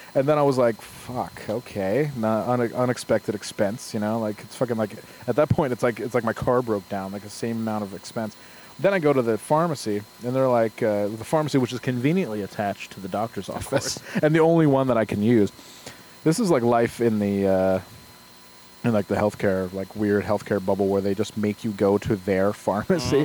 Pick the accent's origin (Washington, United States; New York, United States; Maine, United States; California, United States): New York, United States; Glens Falls; born or raised there